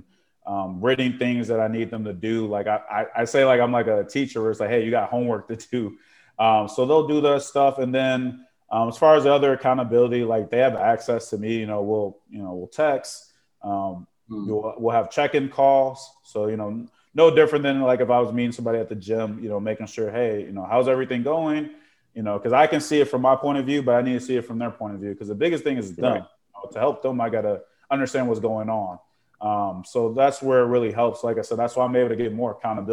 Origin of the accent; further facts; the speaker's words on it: Chicago, Illinois, United States; moved away; I grew up in Chicago